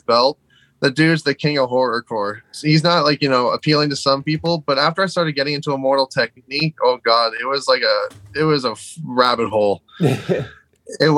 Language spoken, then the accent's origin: English; outside Toronto, Ontario, Canada; We're Canadian. Like, I was born, like, you know, like 15 minutes outside Toronto. Like, this is my area